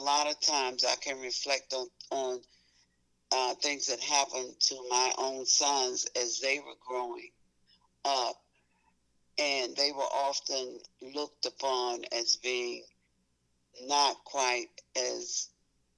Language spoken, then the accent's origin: English; Memphis, Tennessee, United States; as a child growing up in Memphis, Tennessee